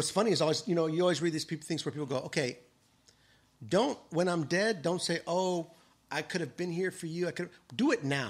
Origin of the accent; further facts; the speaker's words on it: New Mexico, United States; born there; I was born in New Mexico, but I've lived all over the world.